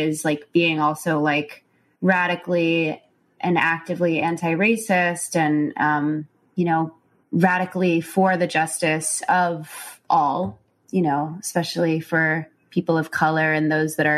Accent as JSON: {"language": "English", "town": "Chicago", "region": "Illinois", "country": "United States", "said": "So I was from Chicago"}